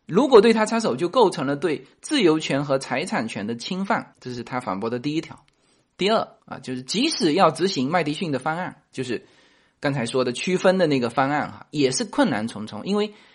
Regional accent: China; 我们中国人曾经持有美国国债最多

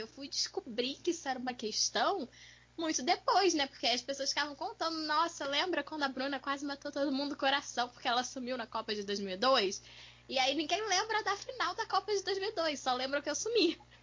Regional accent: Volta Redonda, Rio de Janeiro, Brazil; em Volta Redonda, né? Que é onde eu fui criada

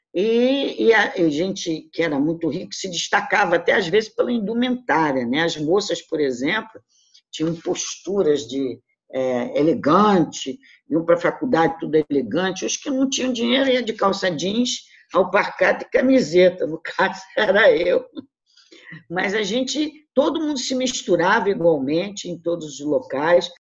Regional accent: Rio de Janeiro, Brazil; also born or lived in Flamengo, Rio de Janeiro; Eu saí de Jacarepaguá e vim morar no Flamengo

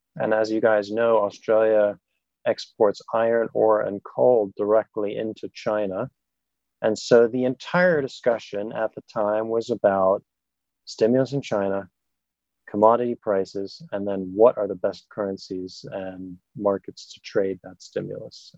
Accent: Germany; moved away; I grew up in Germany

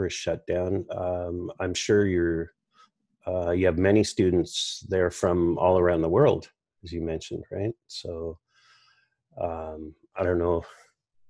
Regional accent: Nova Scotia, Canada; moved away; I'm from Nova Scotia originally

